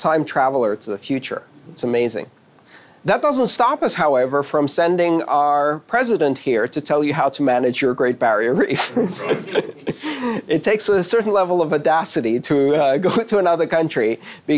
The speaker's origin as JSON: {"language": "English", "country": "United States", "said": "as an American"}